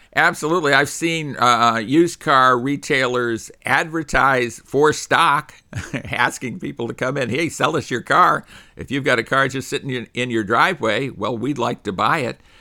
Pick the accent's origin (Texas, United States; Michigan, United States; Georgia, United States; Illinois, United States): Illinois, United States; Chicago; I was born in the Chicago area